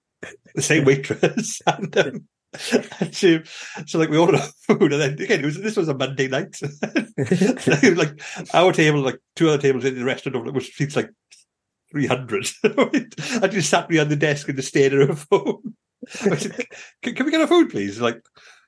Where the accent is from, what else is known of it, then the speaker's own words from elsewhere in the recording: United Kingdom; I'm very British.